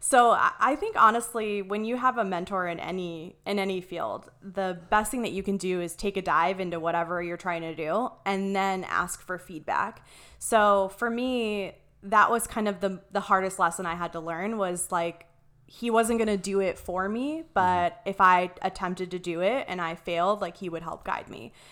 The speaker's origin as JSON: {"language": "English", "region": "Ohio", "country": "United States", "tie": "born or raised there", "also_born_or_lived": "Columbus, Ohio", "moved": "as an adult", "lives_now": "Arizona, United States", "said": "I'm originally from Ohio. Um, I went to, uh, well, I grew up in this really, really tiny, like, super small town."}